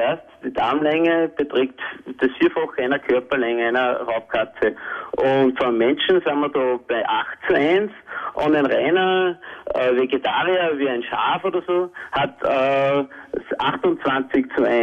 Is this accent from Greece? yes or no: no; Austria; Also, der Grundsatz ist eigentlich das, dass wir als Österreicher eigentlich regionale Sachen kaufen sollen.